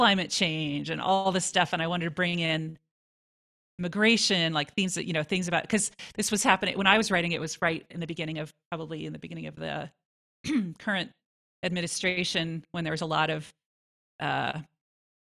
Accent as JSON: {"language": "English", "region": "California", "country": "United States", "tie": "born or raised there", "moved": "as an adult", "lives_now": "Longmont, United States", "said": "I grew up in California"}